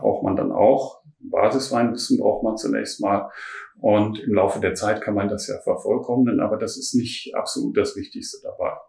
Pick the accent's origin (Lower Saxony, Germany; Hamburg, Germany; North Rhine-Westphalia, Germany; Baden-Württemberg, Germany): North Rhine-Westphalia, Germany; Ruhr area; also born or lived in Düsseldorf / Heilbronn / Baden; now in Berlin, Germany; ich komme ursprünglich aus dem Ruhrpott